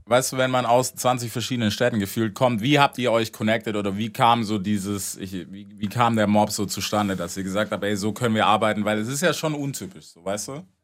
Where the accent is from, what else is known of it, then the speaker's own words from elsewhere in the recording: United States; moved away; als Amerikaner